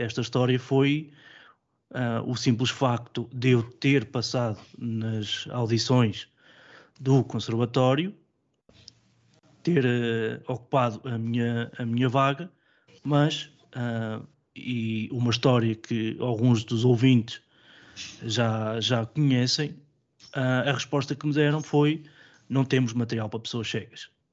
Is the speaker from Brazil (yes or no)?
no; Coimbra, Centro, Portugal; Sou natural de Coimbra